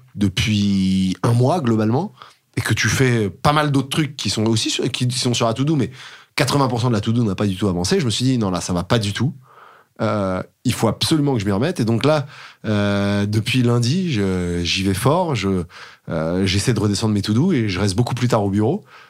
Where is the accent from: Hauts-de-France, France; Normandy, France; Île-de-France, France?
Île-de-France, France; Paris; j'ai grandi à Paris jusqu'à mes 8 ans, à peu près 7-8 ans